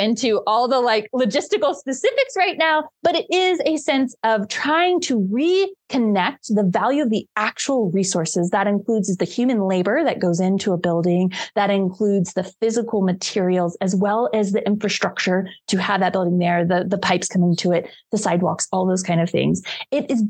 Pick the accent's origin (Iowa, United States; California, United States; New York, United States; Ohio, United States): Ohio, United States; Cincinnati; I grew up in Cincinnati, Ohio